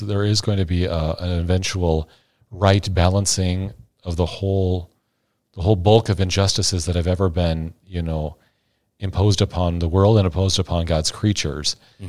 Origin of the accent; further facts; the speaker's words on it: Iowa, United States; But Father Travis, fellow Iowan, it's great to be with you here.